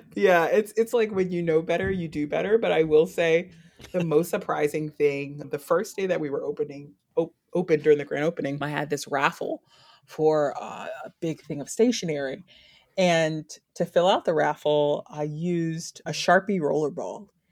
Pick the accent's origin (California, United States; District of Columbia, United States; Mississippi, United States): District of Columbia, United States; Washington; moved away as an adult; also born or lived in Atlanta / New York; now in Baltimore, United States; I'm originally from Washington, D C. I used to live approximately a hundred feet from the now National Stadium